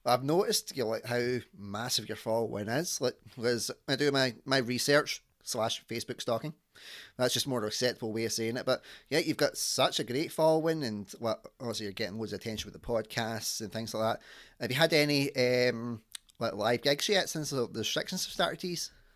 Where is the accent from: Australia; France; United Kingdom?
United Kingdom; Scotland; accent: Scottish; my accent from Scotland